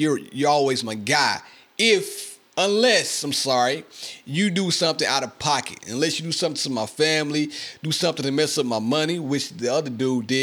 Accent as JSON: {"language": "English", "region": "Mississippi", "country": "United States", "tie": "born or raised there", "said": "I love my hometown, man. I love Mississippi."}